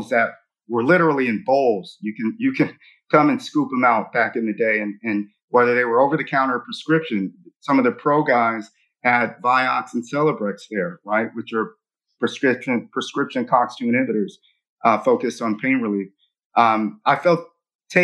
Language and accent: English; Los Angeles, California, United States; I grew up in Los Angeles, South Central Los Angeles